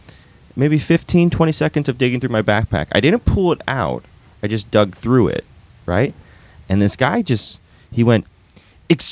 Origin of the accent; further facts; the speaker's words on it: California, United States; I'm from California